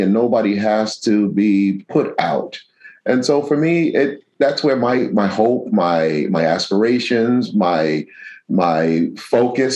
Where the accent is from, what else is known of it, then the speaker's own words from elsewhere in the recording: New York City, New York, United States; also born or lived in Astoria, Queens; The church that I grew up in the South Bronx